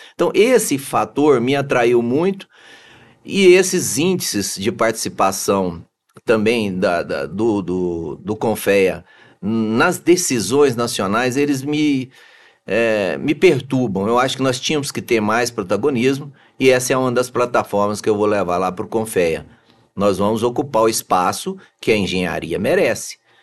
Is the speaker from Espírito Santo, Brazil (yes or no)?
no; Anápolis, Goiás, Brazil; also born or lived in Araguari, Minas Gerais; eu sou de Anápolis